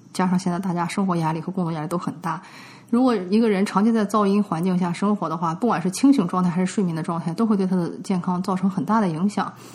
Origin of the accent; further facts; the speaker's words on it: China; now in United States; 我们中国人就会知道说这个大门一打开不能对着楼梯